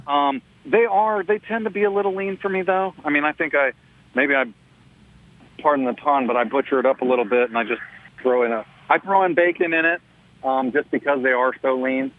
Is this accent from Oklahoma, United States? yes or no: no; Texas, United States; growing up in Texas